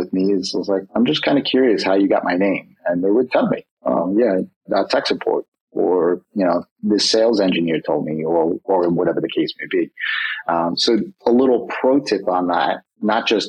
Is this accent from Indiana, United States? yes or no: no; New York, United States; I'm a New Yorker